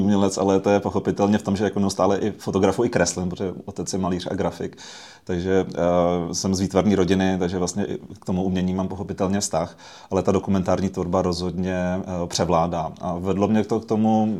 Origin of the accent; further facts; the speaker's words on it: Prague, Czechia; My jsme vyrůstali v Praze